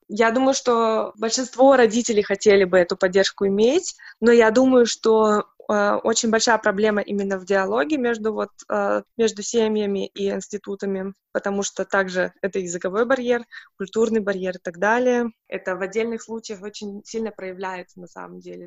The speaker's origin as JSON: {"language": "Russian", "region": "Siberia", "country": "Russia", "tie": "born or raised there", "moved": "yes", "lives_now": "Germany", "said": "я из Сибири, и поэтому у меня, ну, из небольшого города, и у нас было тоже только монолингвальное как-то образование, воспитание, и все только на русском языке"}